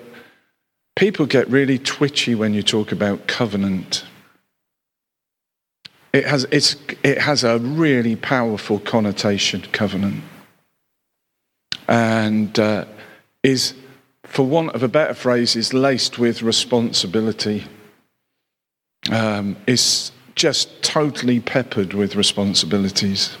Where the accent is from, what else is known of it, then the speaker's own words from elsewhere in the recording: Cheltenham, South West England, United Kingdom; was stationed back in my hometown of Cheltenham